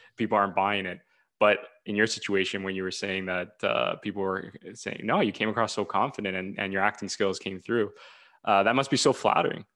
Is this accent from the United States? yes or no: no; Ontario, Canada; I'm from Ontario, Canada